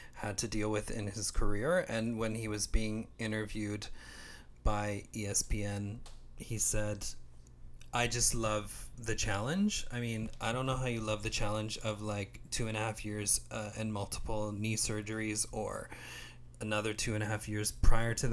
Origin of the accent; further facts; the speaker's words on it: Canada; I'm Canadian